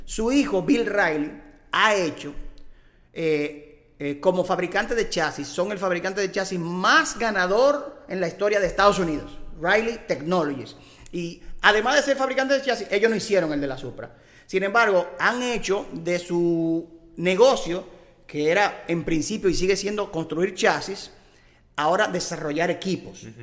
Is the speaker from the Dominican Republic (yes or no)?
yes; Dominican Republic; nosotros somos eh, dominicanos, dominicanos